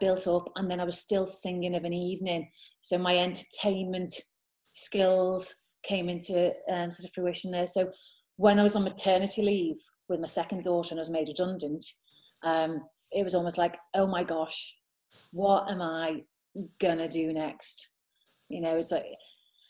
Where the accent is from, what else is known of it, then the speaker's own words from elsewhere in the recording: Liverpool, North West England, United Kingdom; I'm from Liverpool. I grew up in Liverpool